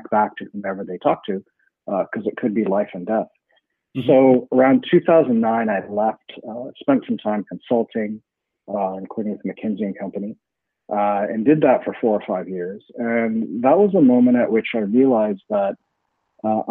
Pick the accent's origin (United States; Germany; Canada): Canada; I'm a Canadian